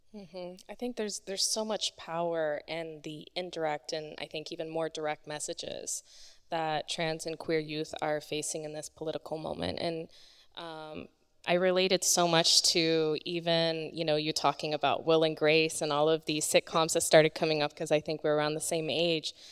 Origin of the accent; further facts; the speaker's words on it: Polk County, Florida, United States; I grew up in Polk County